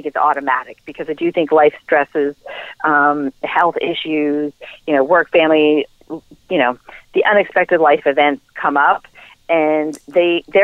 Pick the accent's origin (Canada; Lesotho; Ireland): Ireland; I'm Irish